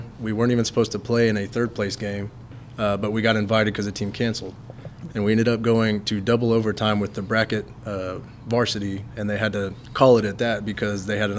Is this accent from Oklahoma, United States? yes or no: no; Big Spring, Texas, United States; moved away as an adult; also born or lived in Abilene, Texas; now in Bandera, United States; So I'm from Big Spring, Texas. So I went to Big Spring High School